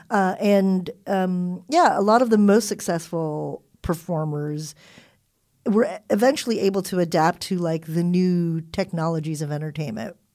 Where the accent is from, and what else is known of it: Southern California, United States; born or raised there; also born or lived in Philippines / Hawaii